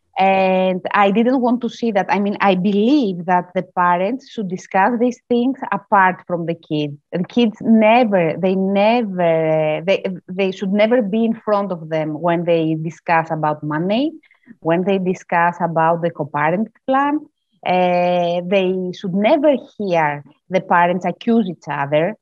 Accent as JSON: {"language": "English", "country": "Greece", "said": "I'm from Greece"}